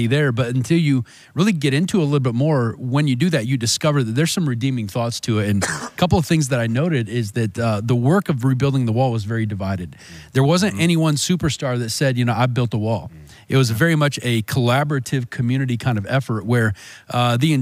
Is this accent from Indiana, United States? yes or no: yes; Fort Wayne, Indiana, United States; growing up in Fort Wayne, so I love the huge skyline buildings downtown